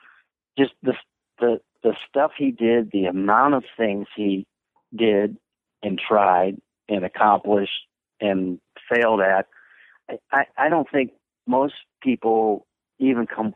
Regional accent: Canton, Ohio, United States; I grew up in Canton, which is Northeast Ohio

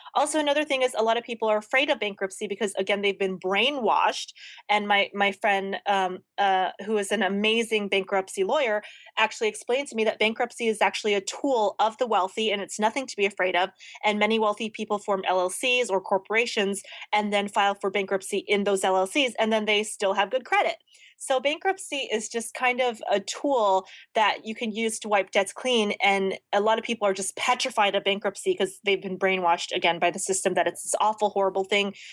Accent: the South, United States; now in Los Angeles, United States; I grew up in the South

